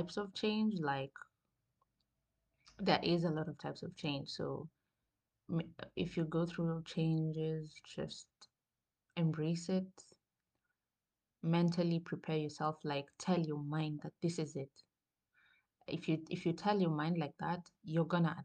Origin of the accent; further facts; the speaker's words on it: Coast, Kenya; moved away as an adult; now in Germany; I am from the coast, literally, and it's never cold at the coast